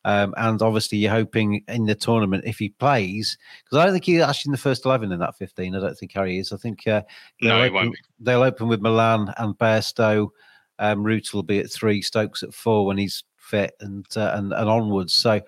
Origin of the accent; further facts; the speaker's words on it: England, United Kingdom; as an Englishman